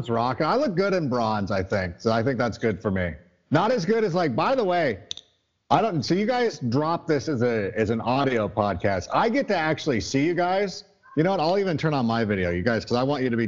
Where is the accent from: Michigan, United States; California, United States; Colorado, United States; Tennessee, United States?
California, United States; Southern; also born or lived in Schaumburg, Illinois; I was born in Schaumburg and we moved to Southern California when I was pretty young